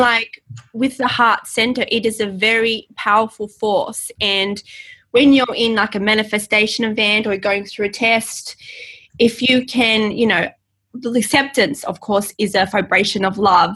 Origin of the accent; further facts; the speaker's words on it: Australia; in Australia, we go by the English spelling, not the American